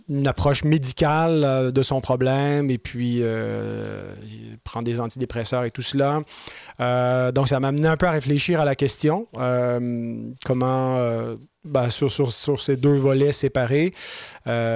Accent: Saint-Jérôme, Quebec, Canada; c'est ma ville natale même

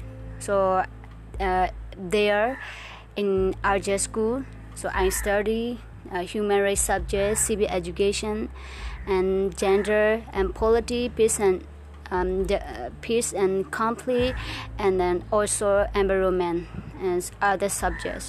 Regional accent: Rakhine State, Myanmar; now in Sittwe, Myanmar; I came from Punjab Township in Rakhine State.

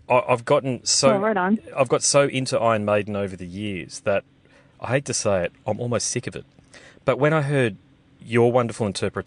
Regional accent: Australia; as an Australian, I can say, who lives in regional Australia

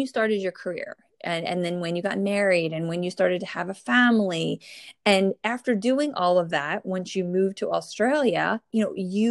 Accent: New Jersey, United States; born or raised there

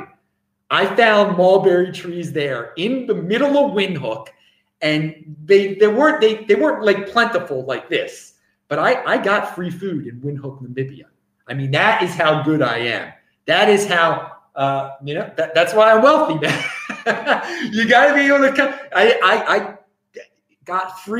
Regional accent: Baltimore, Maryland, United States; moved away as an adult; now in Adelaide, Australia; I grew up in Baltimore.

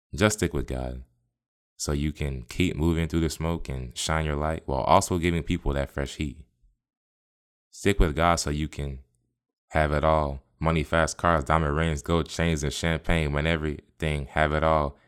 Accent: Tampa, Florida, United States; I'm from the Bay. I was born and raised in Tampa, the eight one three.

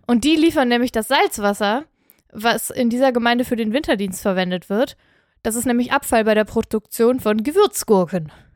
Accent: Aachen, North Rhine-Westphalia, Germany; born or raised there

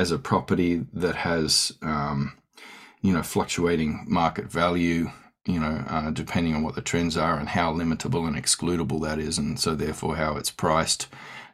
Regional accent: Australia; I'm an Australian Aboriginal scholar, academic

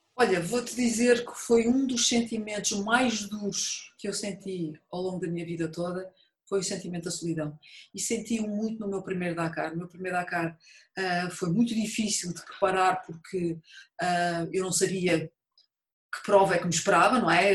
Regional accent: Montijo, Setúbal, Portugal; eu nasci e vivi no Montijo na altura

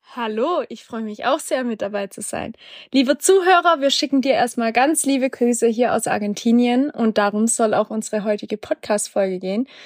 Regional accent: Black Forest, Baden-Württemberg, Germany; moved away; meine Heimat, so ein bisschen im Schwarzwald

